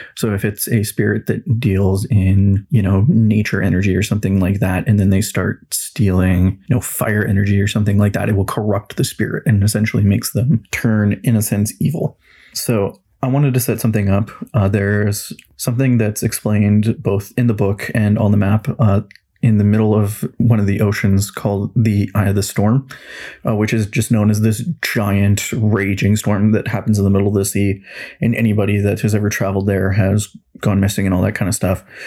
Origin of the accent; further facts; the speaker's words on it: Kelowna, British Columbia, Canada; I was born and raised in Kelowna, BC for all of my life